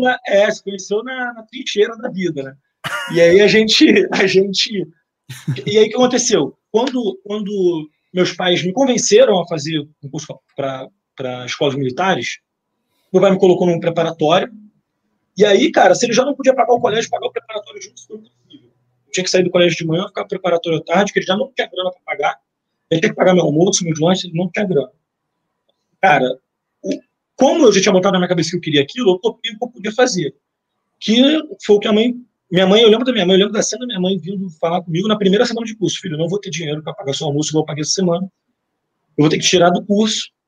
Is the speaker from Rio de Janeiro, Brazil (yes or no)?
yes; Nova Iguaçu, Rio de Janeiro, Brazil; Eu sou oriundo de Nova Iguaçu